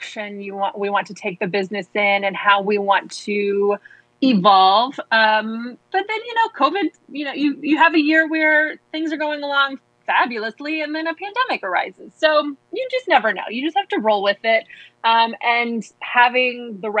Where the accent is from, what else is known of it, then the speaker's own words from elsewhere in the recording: Midwest, United States; moved away; I'm from the Midwest.